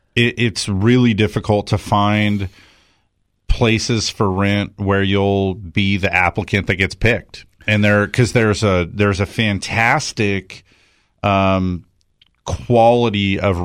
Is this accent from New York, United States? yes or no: no; California, United States; I never did it because I grew up in Southern California